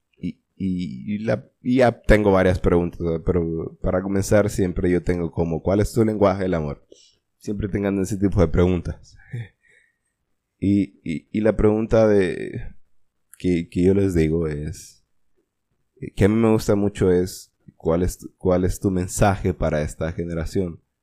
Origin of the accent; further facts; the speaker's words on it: Honduras; como buen hondureño